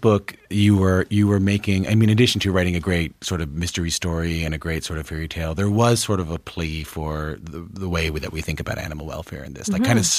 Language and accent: English; Newfoundland and Labrador, Canada; I wanted to say as a Newfoundlander, I have great friends from Alberta